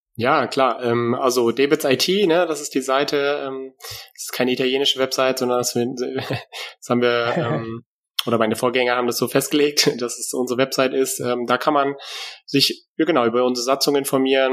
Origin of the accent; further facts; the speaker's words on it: Germany; now in Hesse, Germany; lebe hier im hessischen Exil, äh, weil eigentlich bin ich nämlich aus Friese